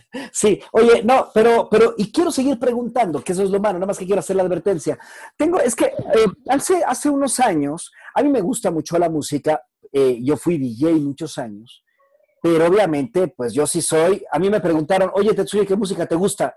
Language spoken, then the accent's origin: Spanish; Mexico; en México, no somos un país educado en, en, en, artes clásicas